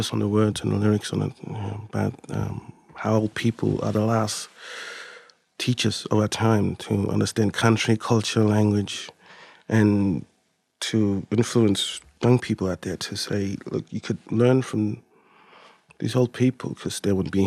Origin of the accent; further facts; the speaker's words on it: Elliott, Northern Territory, Australia; first language Mudburra; English is a second language; I'm from Elliott